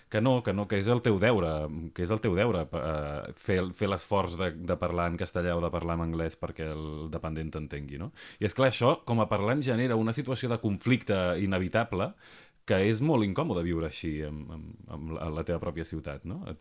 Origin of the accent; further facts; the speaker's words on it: Barcelona, Catalonia, Spain; genera un, un, un problema com a catalanoparlant i com a barceloní